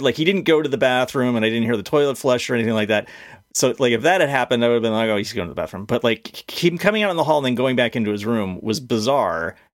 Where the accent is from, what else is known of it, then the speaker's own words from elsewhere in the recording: Connecticut, United States; I grew up in Connecticut.